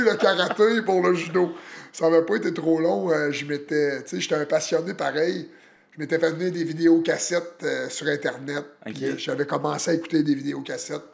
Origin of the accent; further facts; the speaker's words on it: Plessisville, Quebec, Canada; also born or lived in Victoriaville; je suis natif de Plessisville